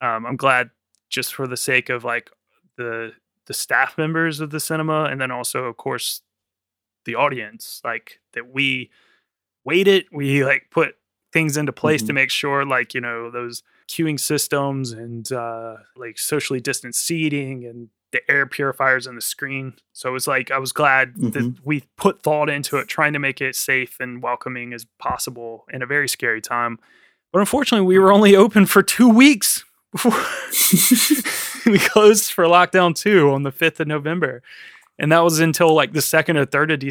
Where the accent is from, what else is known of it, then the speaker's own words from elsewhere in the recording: United States; now in London, United Kingdom; I'm American